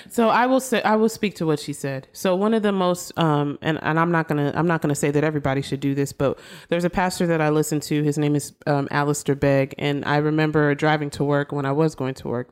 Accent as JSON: {"language": "English", "town": "Austin", "region": "Texas", "country": "United States", "moved": "yes", "said": "I'm originally from Austin."}